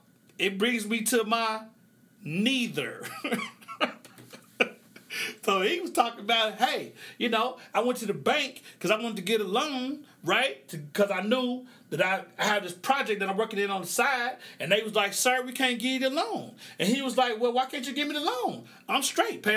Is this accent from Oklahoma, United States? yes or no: yes; Oklahoma, United States; I grew up in the Midwest in Oklahoma.